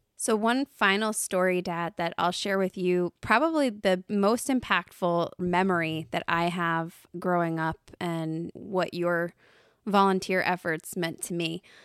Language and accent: English; United States; I was from the United States